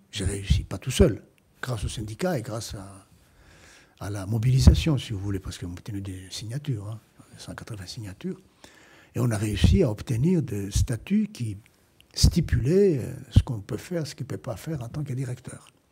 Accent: Cairo, Cairo Governorate, Egypt; moved away as an adult; now in France; je suis né au Caire

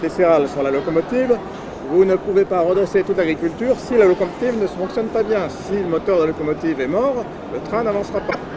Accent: Landes, Nouvelle-Aquitaine, France; je suis des Landes

